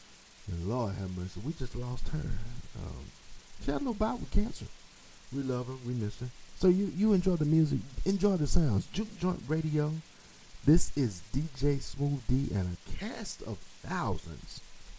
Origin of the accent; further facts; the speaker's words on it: Jamaica; That's my other job. I'm a Jamaican. I got 8 jobs.